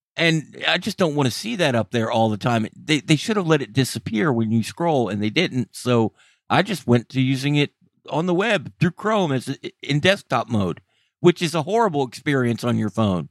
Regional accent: United States; I'm an American and was raised in America

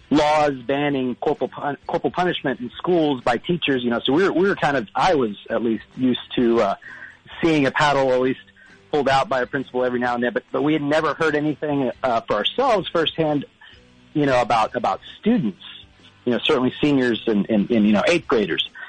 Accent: Corpus Christi, Texas, United States; I grew up in Texas watching Dazed and Confused. We didn't grow up in this area. We, my friends and I, we grew up down in, in South Texas in Corpus Christi.

